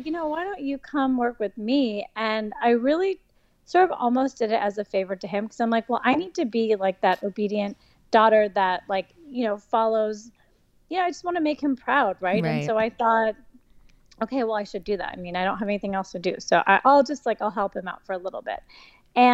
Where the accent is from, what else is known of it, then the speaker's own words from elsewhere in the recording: Midwest, United States; moved away as an adult; I grew up in the Midwest, and I studied at University of Wisconsin